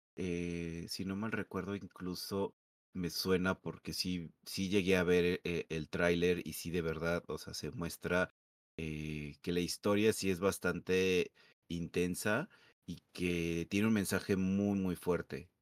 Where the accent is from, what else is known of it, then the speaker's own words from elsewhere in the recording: Mexico; nosotros como mexicanos